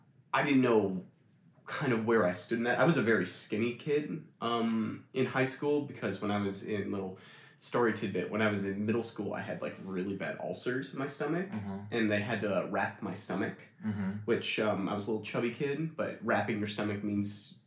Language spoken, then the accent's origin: English; Scottsville, New York, United States; also born or lived in Canada; It's Scottsville, New York, in Wheatland, Chilliwack.